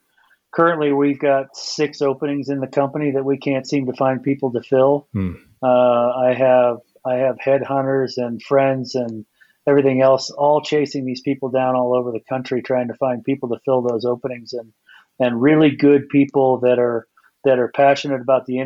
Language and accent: English; Napa Valley, California, United States; moved away as an adult; now in Bend, United States; I was born and raised in the Napa Valley